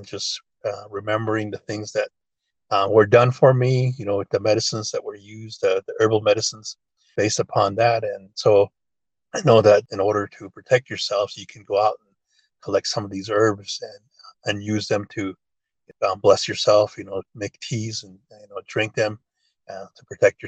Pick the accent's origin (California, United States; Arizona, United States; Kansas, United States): Arizona, United States; Cameron; English is a second language; ever since I was a kid herding sheep out here